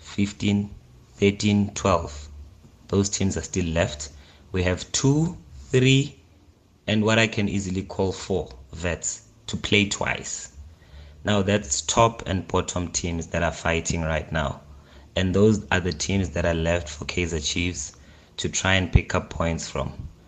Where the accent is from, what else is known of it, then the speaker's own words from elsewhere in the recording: Germiston, Gauteng, South Africa; moved away; Tembisa Mpogane here in MLO, but I'm from Jimiston originally.